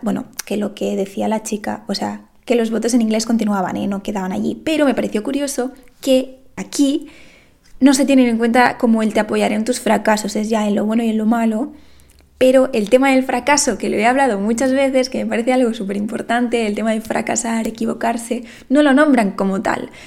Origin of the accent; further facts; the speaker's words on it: Lleida, Catalonia, Spain; yo soy de Lleida